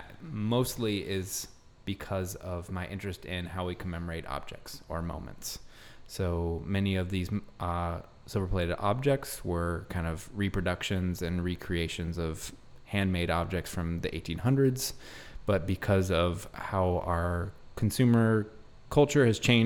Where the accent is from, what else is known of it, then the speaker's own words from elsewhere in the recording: Bay Area, California, United States; now in Richmond, United States; I'm originally from the Bay Area, California